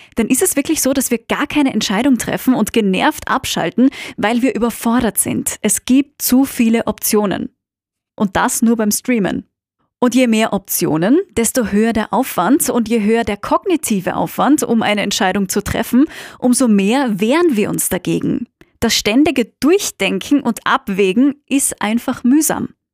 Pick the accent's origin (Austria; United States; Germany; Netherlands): Austria; moved away; meine Heimat Österreich